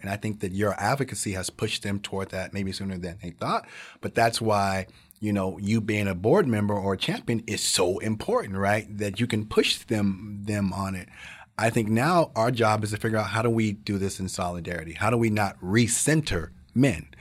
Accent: the South, United States; growing up in the South, very poor

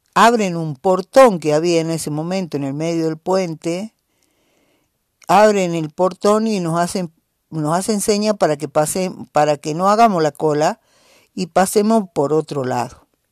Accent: Jujuy, Argentina; algún lugar de nuestra quebrada, de nuestra puna

